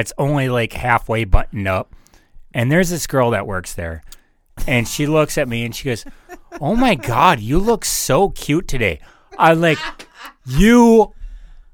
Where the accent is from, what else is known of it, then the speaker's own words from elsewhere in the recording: North Dakota, United States; my home state sometimes. Like, I love it here